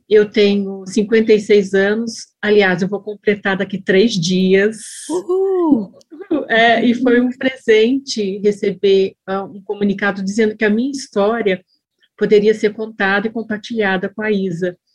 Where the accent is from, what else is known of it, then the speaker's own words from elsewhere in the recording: São José dos Campos, São Paulo, Brazil; eu sou de São José dos Campos, eu sou do interior de São Paulo